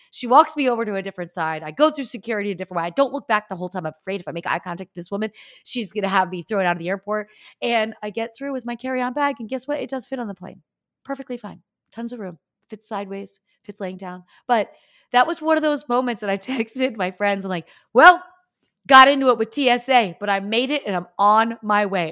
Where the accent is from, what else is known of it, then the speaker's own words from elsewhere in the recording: Easton, Pennsylvania, United States; moved away; I'm from Easton, Pennsylvania, which is even smaller than Pittsburgh